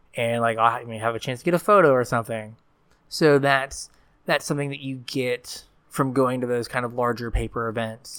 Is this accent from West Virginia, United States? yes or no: yes; West Virginia, United States; I'm from West Virginia.